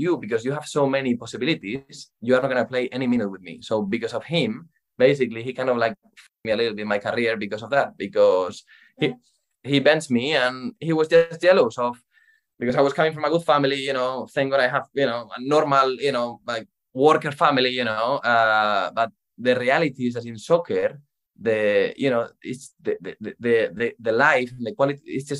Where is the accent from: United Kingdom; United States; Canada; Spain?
Spain; Madrid, Community of Madrid; So basically, I am from Spain, Madrid. I started when I was 5 years old playing for a small team in my town.